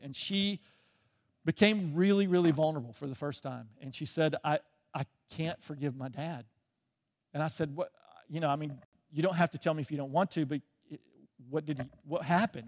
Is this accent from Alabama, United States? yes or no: yes; Birmingham, Alabama, United States; moved away as an adult; also born or lived in England; I grew up in the South. I grew up, uh, just outside of Birmingham, um, until I was almost what, nineteen, twenty years old